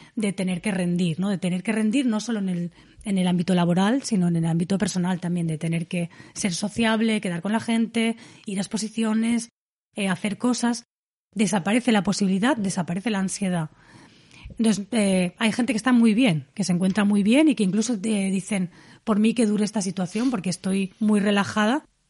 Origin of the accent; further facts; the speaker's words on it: Dénia, Valencian Community, Spain; mi pueblo, en Denia, que es un pueblo totalmente turístico